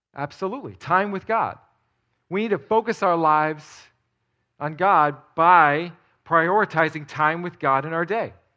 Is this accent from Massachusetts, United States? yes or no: no; outside of New York City, United States; moved away; I grew up outside of New York City